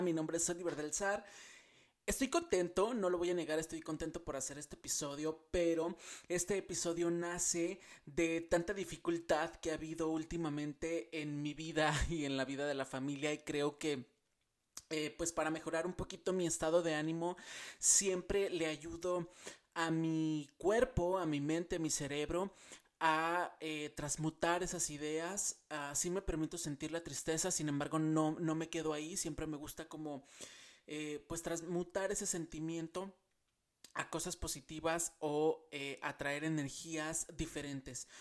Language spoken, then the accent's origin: Spanish; Mexico; moved away as an adult; cuando yo salí de México, ustedes saben que ya no vivo en México